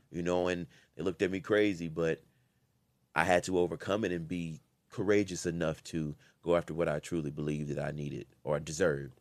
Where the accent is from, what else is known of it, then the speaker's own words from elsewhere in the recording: Louisiana, United States; I'm from Louisiana